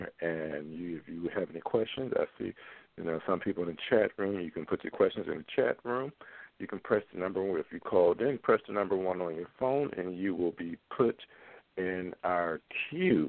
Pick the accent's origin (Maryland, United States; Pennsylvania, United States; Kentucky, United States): Pennsylvania, United States; Philadelphia; Being from Philadelphia, I grew up in Catholic Church